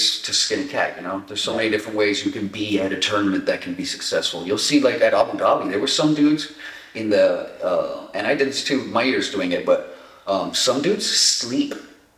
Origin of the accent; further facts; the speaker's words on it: Montebello, California, United States; also born or lived in Echo Park, Los Angeles / Santa Barbara; I was born in Echo Park and I grew up in a city called Montebello, which is like southeast LA. And I moved to Santa Barbara when I was like 13